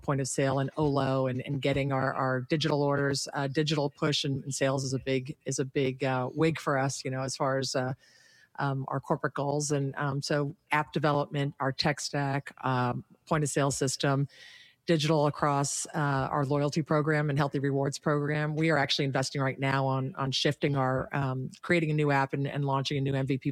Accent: New York City, New York, United States; moved away; I'm from the Bronx

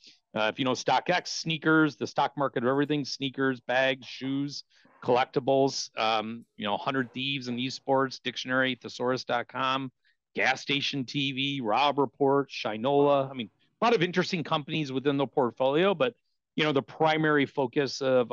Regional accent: Detroit, Michigan, United States; I'm born and raised a Detroit guy.

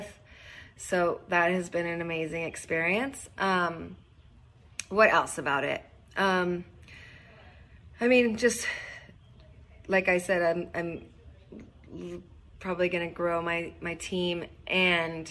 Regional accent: Northern California, United States; I grew up in Northern California

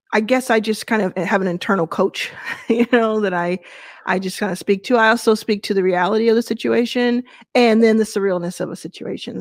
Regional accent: Dallas, Texas, United States; moved away; also born or lived in Jackson, Mississippi; I was born in Jackson, Mississippi, and I, I grew up in Dallas, Texas

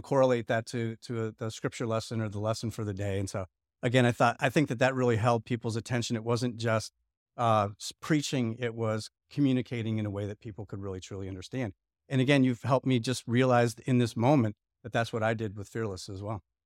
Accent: Lockport, Illinois, United States; moved away as an adult; also born or lived in Chicago; now in Indianapolis, United States; I grew up in a small town outside of Chicago called Lockport, Illinois.

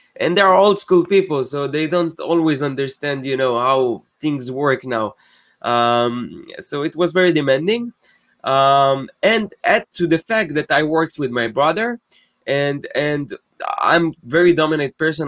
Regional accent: Israel; moved away as an adult; also born or lived in New Jersey; now in United States; I'm originally from Israel. I moved to the States eight years ago.

